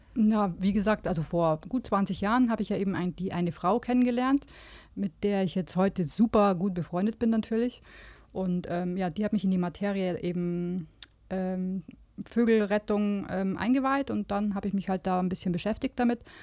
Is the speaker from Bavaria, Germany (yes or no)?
yes; Munich, Bavaria, Germany; also born or lived in Regensburg; Also die ersten acht Jahre und dann sind wir nach München gezogen.